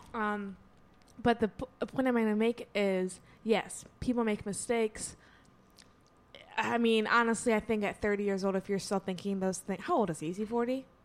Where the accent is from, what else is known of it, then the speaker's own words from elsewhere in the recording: Southfield, Michigan, United States; moved away; Back in my home state